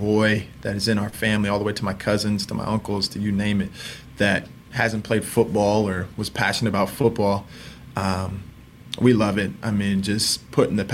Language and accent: English; Indiana, United States; We're from Indiana